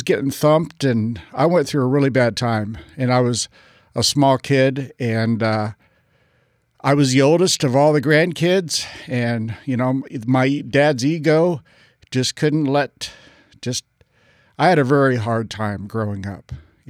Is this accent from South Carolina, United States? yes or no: yes; Parris Island, South Carolina, United States; I was raised at Parris Island, South Carolina. My dad was a Marine Corps drill instructor.